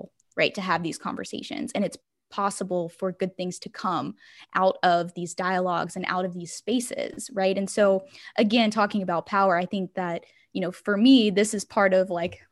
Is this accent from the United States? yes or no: yes; Livingston Parish, Louisiana, United States; now in Baton Rouge, United States; I am from Livingston Parish. I am from I live in Baton Rouge, but I grew up in Livingston Parish